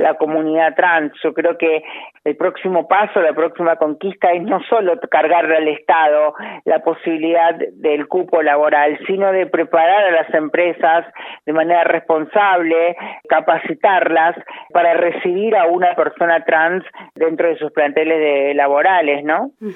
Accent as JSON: {"language": "Spanish", "town": "Monte Maíz", "region": "Córdoba", "country": "Argentina", "tie": "born or raised there", "moved": "yes", "lives_now": "Buenos Aires, Argentina", "said": "Amo mi pueblo, Monte Maíz, lo amo, me encanta. En la provincia de Córdoba, en el sudeste"}